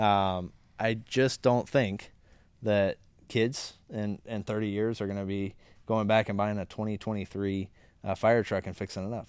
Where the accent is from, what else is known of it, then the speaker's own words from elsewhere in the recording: Orlando, Florida, United States; I grew up in Orlando